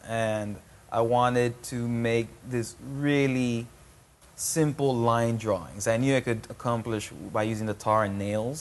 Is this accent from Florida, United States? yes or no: yes; Miami, Florida, United States; growing up in Miami